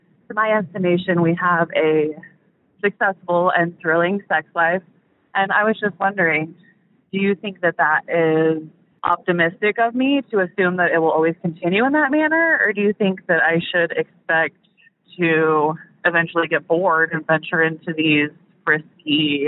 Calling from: Kansas City, Missouri, United States; Hi, Dan. I am from Kansas City, Missouri.

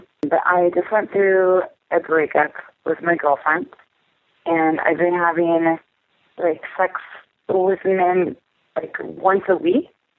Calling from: Texas, United States; I'm calling from Texas.

